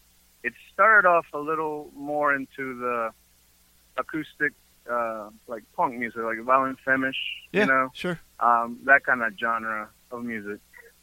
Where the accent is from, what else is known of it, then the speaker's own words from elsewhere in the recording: Peru; He knew I was from Peru, so I became that brown guy.